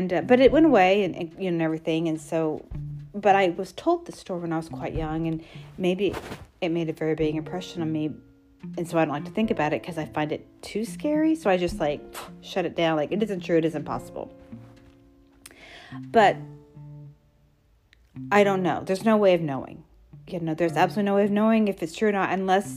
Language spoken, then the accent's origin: English; Texas, United States; I grew up in Texas